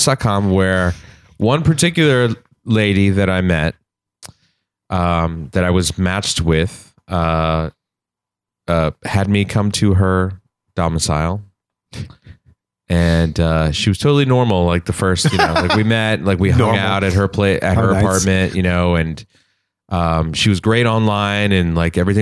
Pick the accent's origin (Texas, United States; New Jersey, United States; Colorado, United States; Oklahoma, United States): Oklahoma, United States; We're from Oklahoma